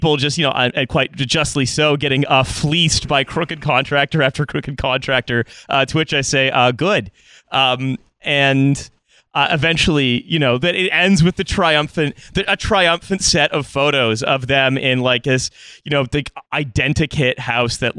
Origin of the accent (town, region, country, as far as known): Canada